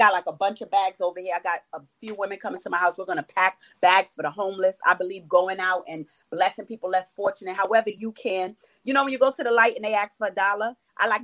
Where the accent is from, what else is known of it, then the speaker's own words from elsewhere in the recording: New York City, New York, United States; also born or lived in Florida; growing up in East New York in the 80s